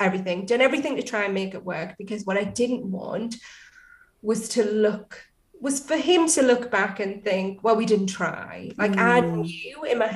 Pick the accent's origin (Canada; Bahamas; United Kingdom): United Kingdom; Newcastle upon Tyne, North East England; accent: Geordie; I'm from Newcastle